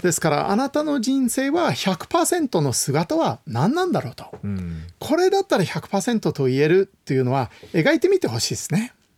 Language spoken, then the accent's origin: Japanese; United States; うちの実家の近くにですね、はい、パシフィックレストトレイルという道がありました。